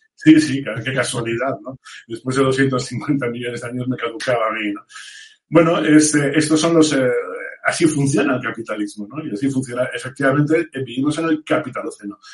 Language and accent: Spanish; Vigo, Galicia, Spain; moved away; yo como gallego de nacimiento y, habiendo estudiado allí, en el Santa Irene y en el Colla